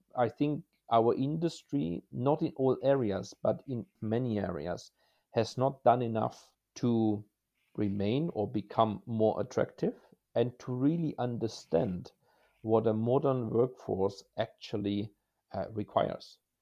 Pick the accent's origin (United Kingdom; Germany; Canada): Germany; moved away as an adult; my career started in Germany, my home country, a little bit as a small boy